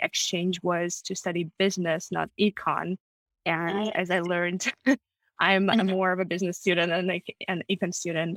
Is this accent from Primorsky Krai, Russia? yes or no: no; Moscow, Russia; English is a second language; moved away as an adult; also born or lived in Germany / United States; now in United Kingdom; I was born and raised in Moscow